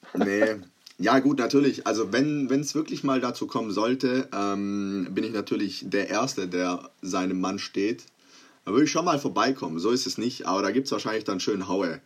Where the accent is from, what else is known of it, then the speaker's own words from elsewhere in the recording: Croatia; ich bin Kroate, es ist wahrscheinlich inzwischen auch äh, mal deutlich geworden